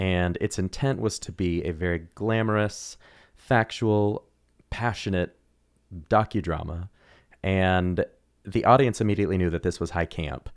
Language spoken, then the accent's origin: English; Oklahoma City, Oklahoma, United States; moved away; also born or lived in Missouri; I grew up in Oklahoma